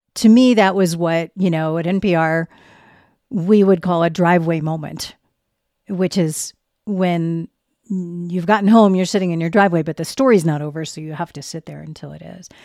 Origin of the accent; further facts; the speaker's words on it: Boston, Massachusetts, United States; moved away as an adult; now in Denver, United States; I'm from Boston. And so until I moved here ten years ago